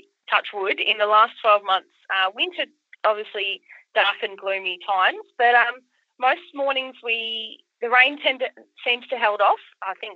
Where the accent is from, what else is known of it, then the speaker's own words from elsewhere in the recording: Inverloch, Victoria, Australia; now in Warrnambool, Australia; my hometown is Inverloch in the other side of Victoria, about 5 hours from where I am in Warrnambool.